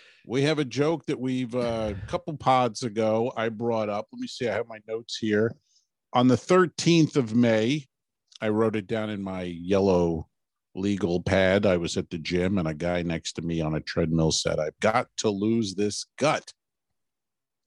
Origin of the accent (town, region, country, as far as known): United States